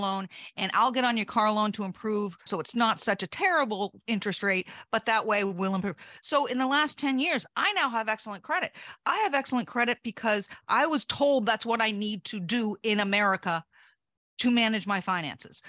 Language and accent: English; United States; as an American